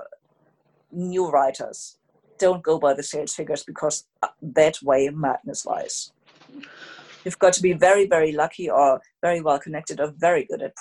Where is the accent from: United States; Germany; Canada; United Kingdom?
Germany; I was born in Germany